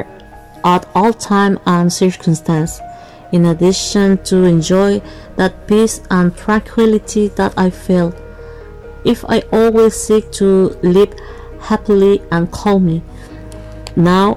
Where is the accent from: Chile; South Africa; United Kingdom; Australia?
Chile; from Chile